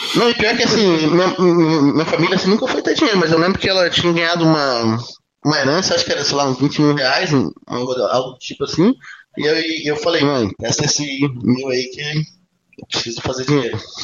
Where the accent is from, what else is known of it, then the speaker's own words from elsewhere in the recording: Araranguá, Santa Catarina, Brazil; also born or lived in Pelotas, Rio Grande do Sul; eu nasci em, nasci em Pelotas, do Rio Grande do Sul, mas minha família minha família foi morar em Araranguá, ali